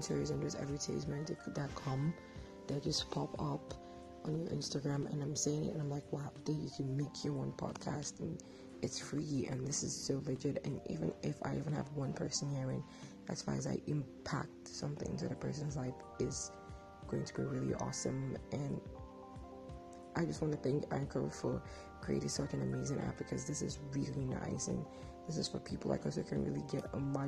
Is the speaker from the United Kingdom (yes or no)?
no; Nigeria; I'm a Nigerian.